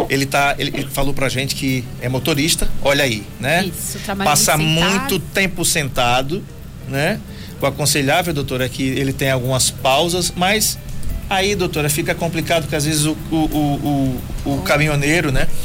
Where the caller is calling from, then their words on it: Bom Conselho, Pernambuco, Brazil; Eu sou da cidade de Bom Conselho, Pernambuco.